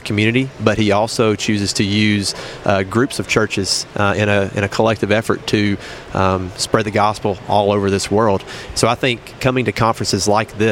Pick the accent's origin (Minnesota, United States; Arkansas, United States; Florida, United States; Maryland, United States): Arkansas, United States; Buckner; I grew up in First Baptist, Buckner, Arkansas